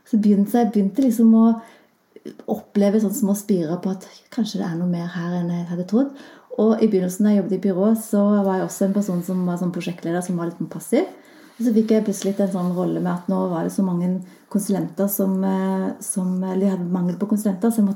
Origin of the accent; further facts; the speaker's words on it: Klepp, Rogaland, Norway; Jeg har jo nesten ikke dialekt, så, jeg kommer jo fra Rogaland og tenkte lenge at jeg eh, kommer fra Klepp, som har kanskje enda mer spesiell dialekt.